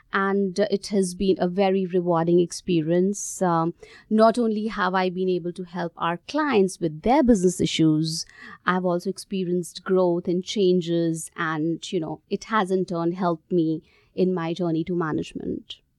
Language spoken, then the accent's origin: English; India; moved away as an adult; also born or lived in Gurgaon, India / Australia; I grew up in India